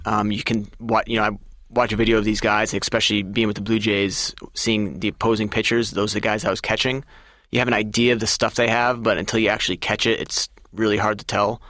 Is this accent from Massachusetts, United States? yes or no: yes; Massachusetts, United States; I'm from Massachusetts, and I grew up a Red Sox fan